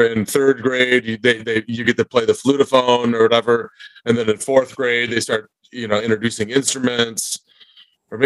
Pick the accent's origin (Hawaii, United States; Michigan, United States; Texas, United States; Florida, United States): Michigan, United States; Dearborn; moved away as an adult; now in Austin, United States; I'm from Dearborn, Michigan